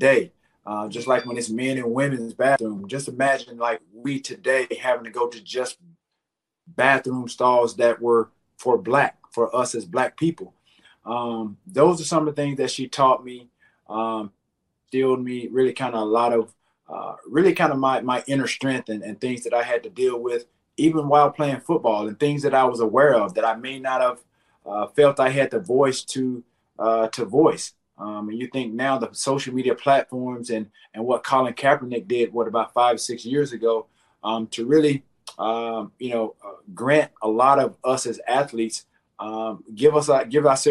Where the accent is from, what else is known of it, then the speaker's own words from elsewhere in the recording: the South, United States; growing up in the South